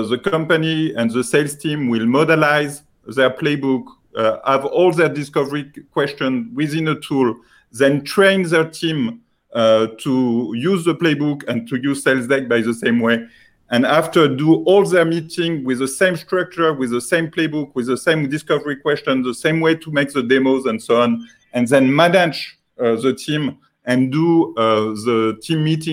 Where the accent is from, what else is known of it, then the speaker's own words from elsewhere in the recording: France; accent: French; English is a second language; sorry for my French accent because I'm coming from France and I'm in Paris now.